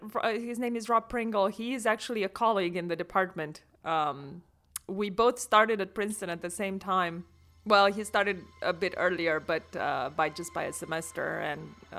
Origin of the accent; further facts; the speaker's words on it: Romania; English is a second language; I grew up in Romania, and I grew up on a farm, actually.